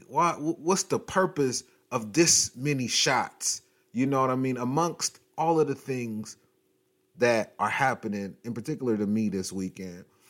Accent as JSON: {"language": "English", "town": "Long Beach", "region": "California", "country": "United States", "tie": "born or raised there", "said": "I'm from Long Beach, but I'm from, you know, California, and I've lived here all my life"}